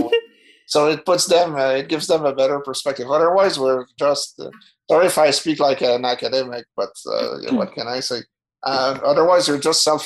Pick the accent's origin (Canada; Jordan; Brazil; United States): Canada; growing up in French Canadian secessionist household